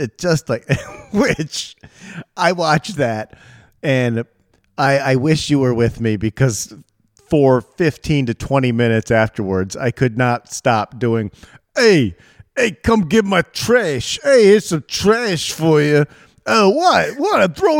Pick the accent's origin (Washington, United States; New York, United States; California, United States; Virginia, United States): New York, United States; I'm a New Yorker! What do you want from me?